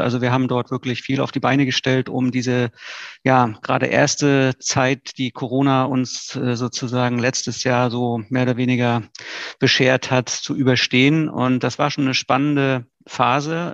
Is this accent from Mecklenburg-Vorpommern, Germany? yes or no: yes; Greifswald, Mecklenburg-Vorpommern, Germany; also born or lived in Rostock; Greifswald ist eine tolle Stadt. Mitten in Vorpommern, ähm, ist natürlich auch meine Geburtsstadt, meine Heimatstadt